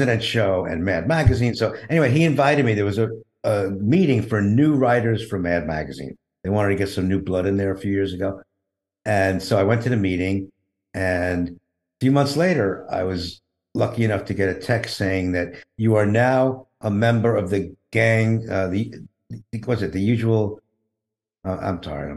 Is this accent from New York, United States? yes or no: yes; New York City, New York, United States; I grew up in Brooklyn and from a Jewish lower middle class family.